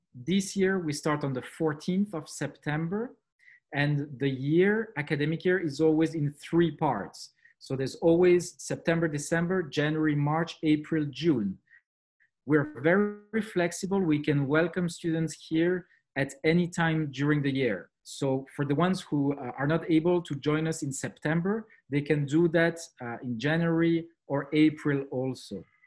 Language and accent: English; Switzerland; accent: French; English is a second language; now in Montreux, Switzerland; as you can tell from my accent, uh, French uh, is uh, the, the main language that we speak here.